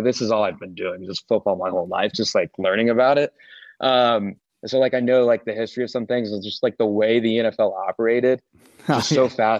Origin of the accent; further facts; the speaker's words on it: Indiana, United States; I grew up in Indiana